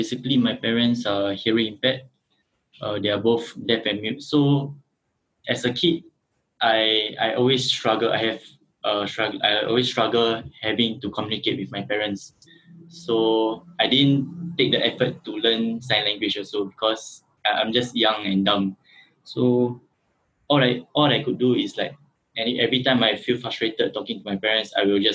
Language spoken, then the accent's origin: English; Singapore; I grew up in Singapore, then I stay in Geylang.